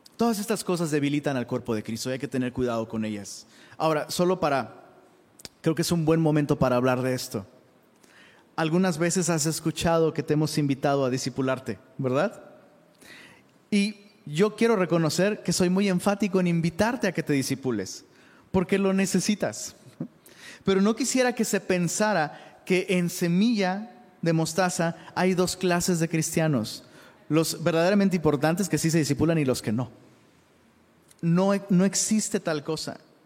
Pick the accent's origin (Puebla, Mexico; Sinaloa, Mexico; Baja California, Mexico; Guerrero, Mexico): Guerrero, Mexico; Taxco; Yo soy de Tasco, guerrero